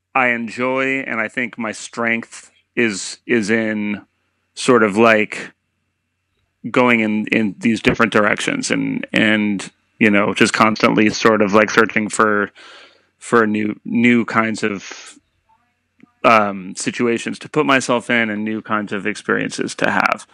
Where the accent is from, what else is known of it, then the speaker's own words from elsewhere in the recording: Silver Spring, Maryland, United States; now in New York, United States; I'm from uh, a town called Silver Spring, Maryland, which mm-hmm. is just north of uh, Washington D.C. Um, and grew up there